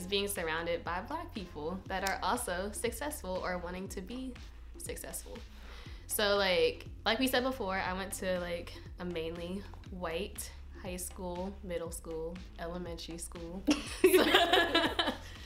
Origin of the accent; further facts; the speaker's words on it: Pennsylvania, United States; moved away as an adult; I'm from Pennsylvania, so I applied to a lot of in-state schools